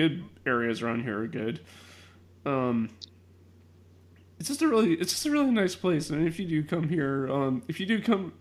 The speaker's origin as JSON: {"language": "English", "town": "Chicago", "region": "Illinois", "country": "United States", "tie": "born or raised there", "said": "I was born in Chicago. I was born and raised a Chicagoan"}